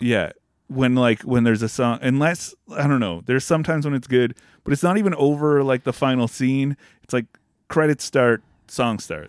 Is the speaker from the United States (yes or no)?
no; Canada; we're Canadian